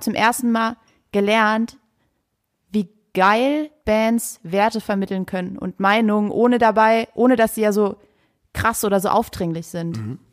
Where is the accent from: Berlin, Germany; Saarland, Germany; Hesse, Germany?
Saarland, Germany; moved away; Ich komme aus dem Saarland